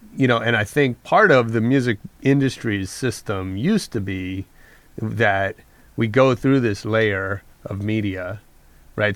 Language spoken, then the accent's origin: English; San Francisco Bay Area, California, United States; I'm from the Bay Area